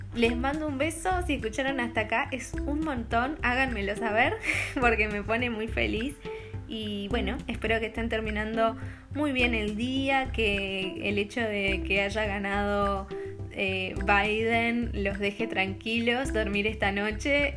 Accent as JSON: {"language": "Spanish", "country": "Argentina", "moved": "yes", "lives_now": "Copenhagen, Denmark", "said": "siendo una argentina viviendo en Copenhague"}